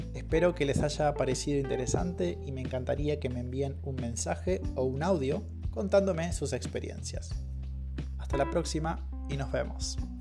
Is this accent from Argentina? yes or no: yes; Argentina; moved away; estoy en mi ciudad natal ahora